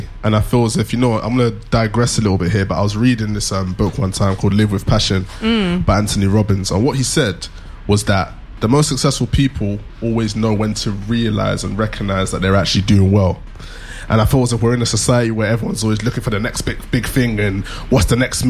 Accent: United Kingdom; Grownish, smartish, British. We are British, apparently.

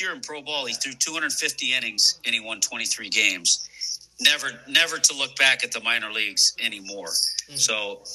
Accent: Los Angeles, California, United States; I grew up in Los Angeles

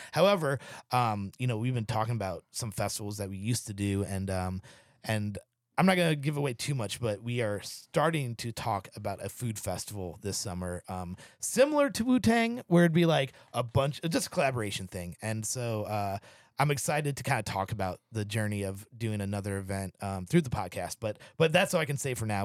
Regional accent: Missouri, United States; now in Seattle, United States; being from the Midwest, like, it's very collaborative city, like Saint Louis is

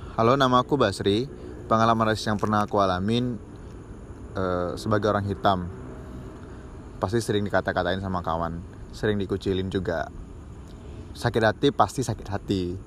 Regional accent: Batam, Riau Islands, Indonesia; walaupun aku orang Padang tapi kan memang udah lahir besar di sini

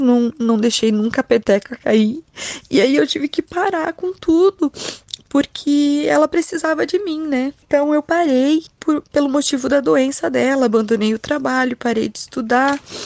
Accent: Tunas, Rio Grande do Sul, Brazil; also born or lived in Segredo; sou natural de Linha Nossa Senhora Aparecida, Tunas

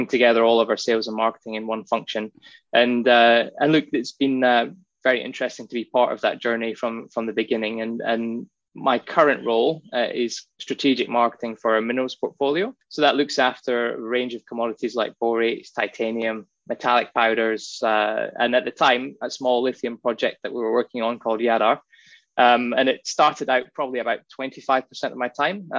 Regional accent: Inverness, Scotland, United Kingdom; now in Western Australia, Australia; I was born in the Highlands of Scotland in a place

